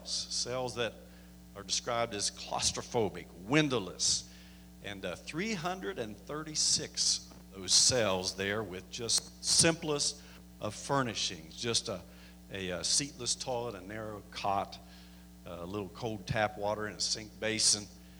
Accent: Canyon City, United States; I'm from the Canyon City area. Was there for about 3.5 years

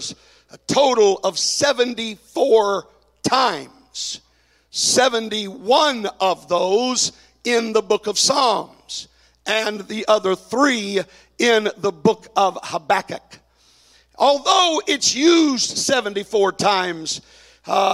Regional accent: Dallas, Texas, United States; moved away; growing up in Dallas

